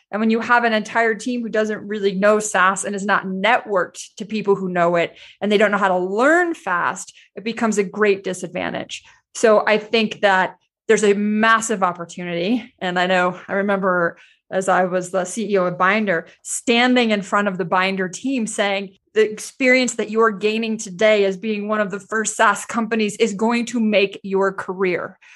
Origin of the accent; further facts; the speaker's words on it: United States; as an American